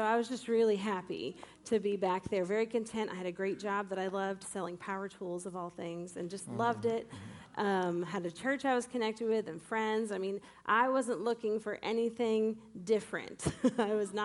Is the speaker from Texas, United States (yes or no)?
no; Maine, United States; moved away as an adult; also born or lived in Massachusetts; I grew up in Maine